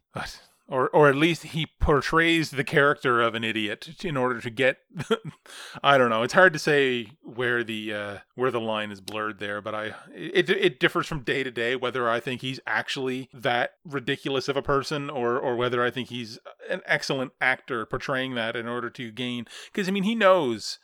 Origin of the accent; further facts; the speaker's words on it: Canada; as a Canadian.